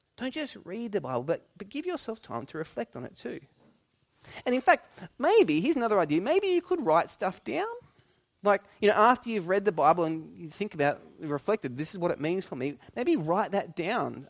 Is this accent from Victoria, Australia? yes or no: no; New South Wales, Australia; I grew up in New South Wales